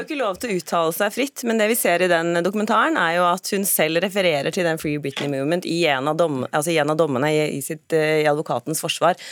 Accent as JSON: {"language": "Norwegian", "country": "Norway", "said": "Jeg sier ikke 'jeg er nordmann', jeg sier oftere 'jeg er norsk kvinne'"}